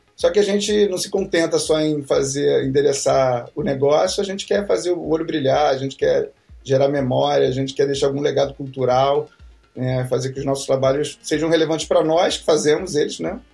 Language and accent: Portuguese; Rio de Janeiro, Brazil; moved away as an adult; also born or lived in São Paulo; Eu moro, eu nasci, na verdade, já não moro mais lá, mas eu nasci num bairro chamado Santa Cruz.